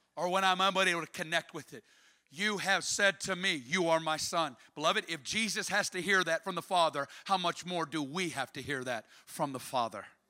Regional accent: Arkansas, United States; I'm from Arkansas

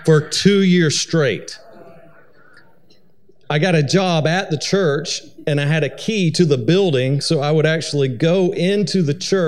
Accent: Atlanta, Georgia, United States; moved away as an adult; now in Missouri, United States; I'm originally from Atlanta, Georgia

